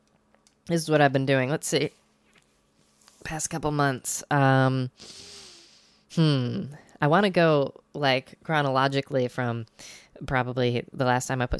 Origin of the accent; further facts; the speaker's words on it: Binghamton, New York area, United States; moved away; I went up to my family's place up in Binghamton, New York